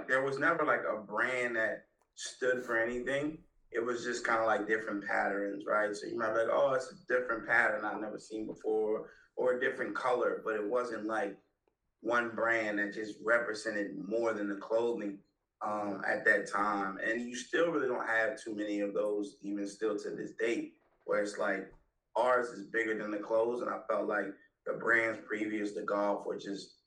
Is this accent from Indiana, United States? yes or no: no; Delaware, United States; growing up in Delaware, which is like 20 minutes from Philadelphia